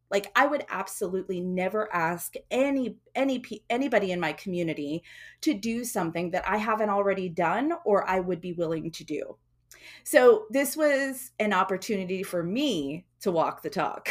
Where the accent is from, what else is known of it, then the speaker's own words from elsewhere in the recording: Georgia, United States; moved away; also born or lived in South Philadelphia, Pennsylvania / Pacific Northwest; I remember growing up in Georgia, living in the cabin-like home without modern-day comforts